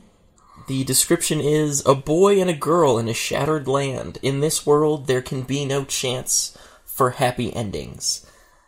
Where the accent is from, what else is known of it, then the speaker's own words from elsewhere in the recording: Reno, Nevada, United States; it happened in my hometown